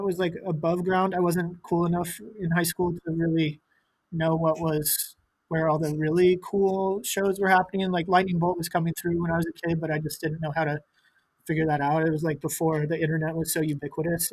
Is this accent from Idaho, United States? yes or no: yes; Boise, Idaho, United States; now in New York, United States; I'm from Boise, Idaho. I was born there